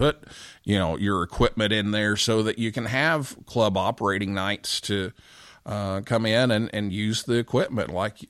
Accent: Vincennes, Indiana, United States; growing up in Vincennes, Indiana, we didn't have a club station.

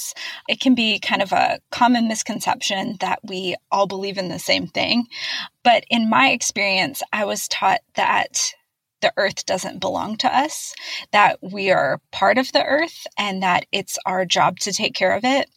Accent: United States; being an American

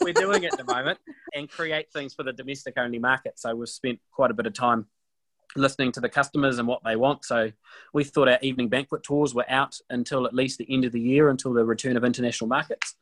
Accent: Alexandra, Otago, New Zealand; moved away as an adult; now in Waikato, New Zealand; I grew up in, in Alexandra, and my family still lives down there in Alexandra

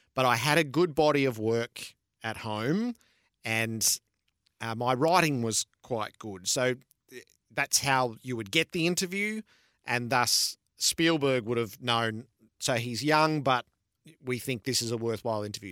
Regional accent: Mulgrave, Victoria, Australia; I grew up in Mulgrave

